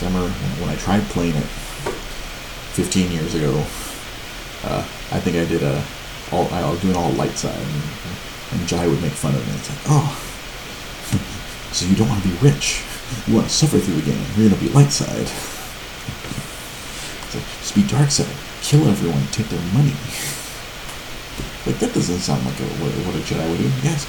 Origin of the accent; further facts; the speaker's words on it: Chicago, Illinois, United States; I'm from Chicago.